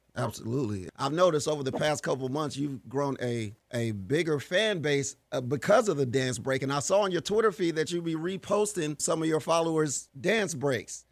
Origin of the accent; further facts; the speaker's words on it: Fayetteville, United States; my, my hometown, Fayetteville